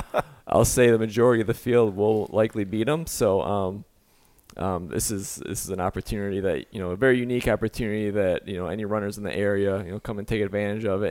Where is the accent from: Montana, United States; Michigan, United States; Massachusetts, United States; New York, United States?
Michigan, United States; I'm from Michigan, a huge Tiger fan